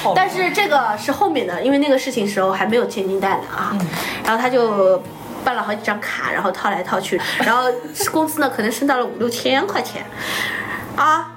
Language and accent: Chinese; Hangzhou, Zhejiang, China; also born or lived in Wenzhou; 我们温州人不在外地人的，但我家在杭州是长大的